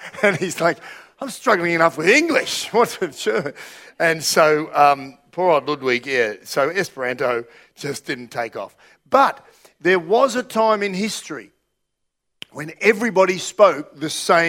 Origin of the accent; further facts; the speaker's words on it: Australia; I'm Australian